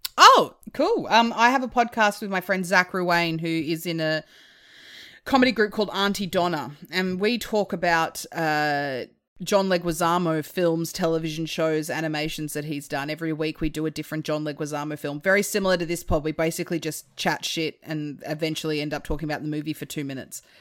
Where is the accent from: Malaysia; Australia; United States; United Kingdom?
Australia; Hobart, Tasmania; moved away; I'm from Hobart originally